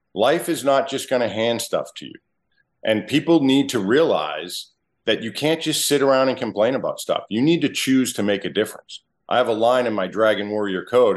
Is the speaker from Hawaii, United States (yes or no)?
no; Massachusetts, United States; moved away; also born or lived in Wareham, Massachusetts; I was born a mass hole.